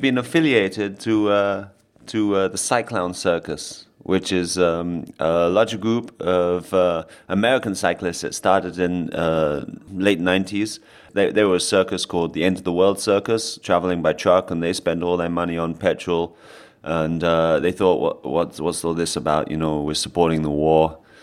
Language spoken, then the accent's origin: English; London, United Kingdom; I'm from London